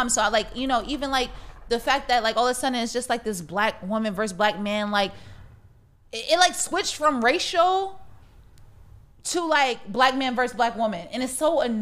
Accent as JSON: {"language": "English", "region": "Connecticut", "country": "United States", "said": "Somebody asked me where I was from when I was in Arizona. I was like, I'm from Connecticut."}